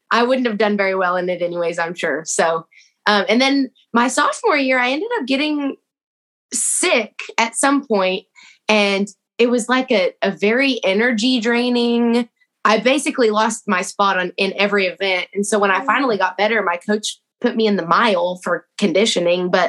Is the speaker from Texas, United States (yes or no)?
yes; Texas, United States; It's like, man, I'm from Texas and I can't root against those Cowboys.